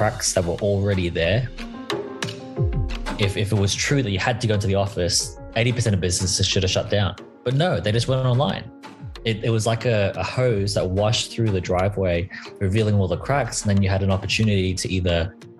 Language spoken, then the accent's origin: English; Australia; I am Australian